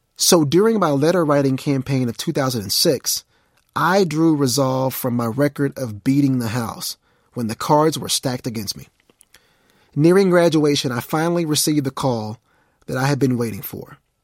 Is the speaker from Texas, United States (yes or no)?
yes; Mount Pleasant, Texas, United States; I was from Mount Pleasant, an unknown town, at least to them, with a population of only twelve thousand two hundred ninety-one people.